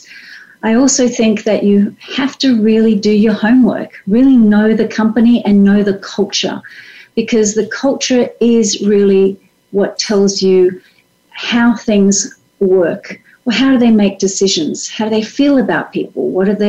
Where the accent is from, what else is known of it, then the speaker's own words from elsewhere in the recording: Australia; moved away as an adult; also born or lived in France; As an Australian, and raised as an Australian